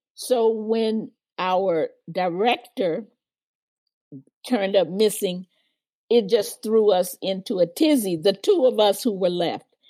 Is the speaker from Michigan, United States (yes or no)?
no; Memphis, Tennessee, United States; I was raised in Memphis, Tennessee in the 40s and 50s